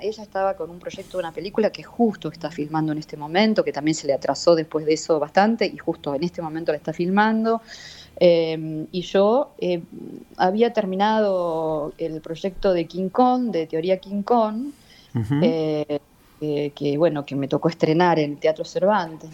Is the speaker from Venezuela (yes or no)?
no; Buenos Aires, Argentina; soy re argentina y nacida en Buenos Aires